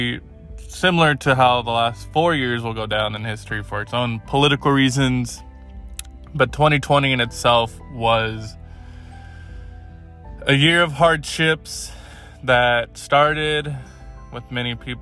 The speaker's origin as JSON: {"language": "English", "region": "California", "country": "United States", "moved": "as an adult", "lives_now": "Oregon, United States", "said": "as a Californian, former Californian"}